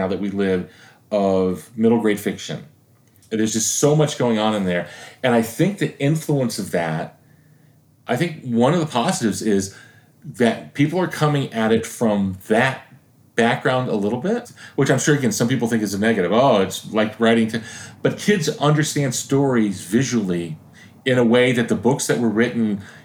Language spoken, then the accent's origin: English; Florida, United States; this is my home state. I am a public school kid